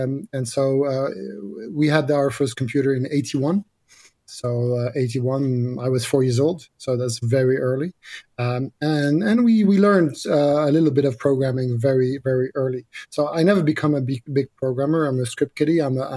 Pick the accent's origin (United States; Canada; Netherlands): Netherlands; I grew up in Holland, in the French school in Holland.